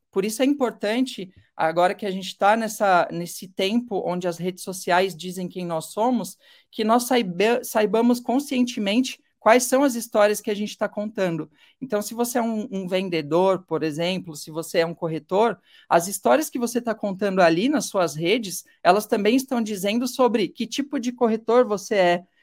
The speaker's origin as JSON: {"language": "Portuguese", "region": "São Paulo", "country": "Brazil", "tie": "born or raised there", "moved": "as an adult", "said": "Eu morei em São Paulo a vida inteira"}